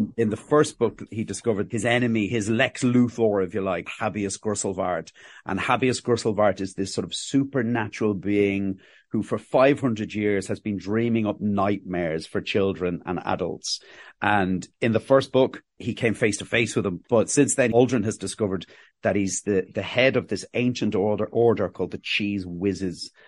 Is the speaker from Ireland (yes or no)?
yes; Ireland; accent: Cockney; also born or lived in England; I was born, I was born in England and we moved to Ireland in the, the late seventies, early nineteen eighties